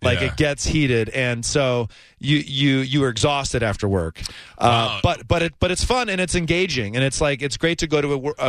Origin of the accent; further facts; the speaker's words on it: Ann Arbor, Michigan, United States; now in New York City, United States; I'm from Ann Arbor, Michigan originally.